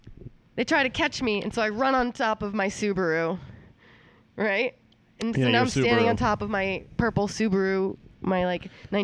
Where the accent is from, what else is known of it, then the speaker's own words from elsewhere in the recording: Maine, United States; moved away; I'm from Maine